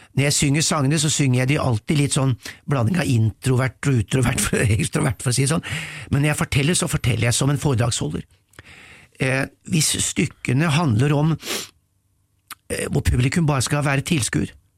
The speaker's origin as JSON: {"language": "Norwegian", "country": "Norway", "said": "vi nordmenn"}